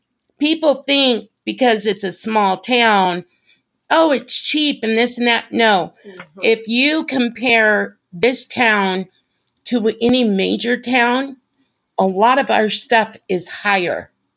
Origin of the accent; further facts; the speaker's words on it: Las Vegas, Nevada, United States; moved away as an adult; now in Kansas, United States; because we're from Las Vegas, I was born and raised in Las Vegas.